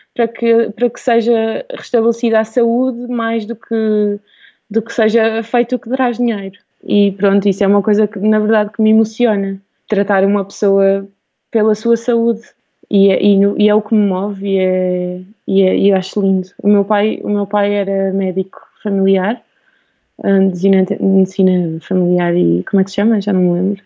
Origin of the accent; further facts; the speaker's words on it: Alentejo coast, Portugal; also born or lived in Lisbon / Australia; cresci no Alentejo, no litoral alentejano, sempre numa vila pequenina